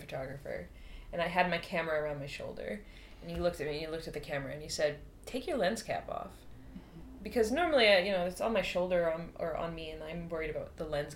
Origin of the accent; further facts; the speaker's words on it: Boston, Massachusetts, United States; I'm from Boston, I'm from the East Coast of the U.S.